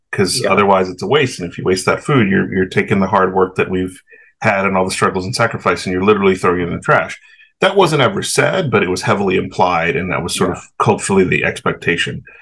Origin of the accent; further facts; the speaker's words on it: the South, United States; the crazy thing about growing up in the South in the 80s and 90s